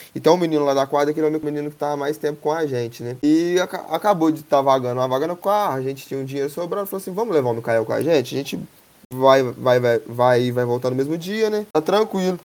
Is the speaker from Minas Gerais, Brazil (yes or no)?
yes; Três Pontas, Minas Gerais, Brazil; now in Lavras, Brazil; eu sou de Três Pontas, natural de Três Pontas, atualmente eu moro em Lavras